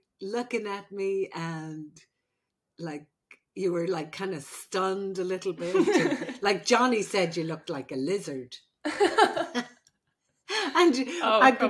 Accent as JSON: {"language": "English", "country": "Ireland", "moved": "yes", "lives_now": "United States", "said": "I'm the Irish midwife"}